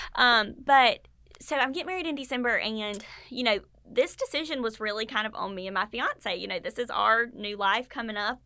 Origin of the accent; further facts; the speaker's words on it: Statesboro, Georgia, United States; I grew up in Statesboro. I went to high school and college here